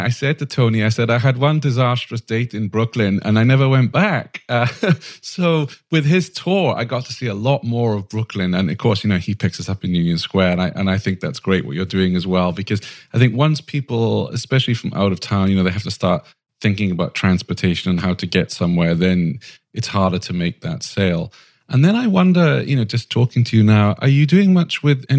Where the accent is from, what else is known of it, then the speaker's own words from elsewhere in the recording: Sweden; moved away as an adult; now in San Francisco, United States; so I moved to San Francisco from Sweden, didn't know my way around.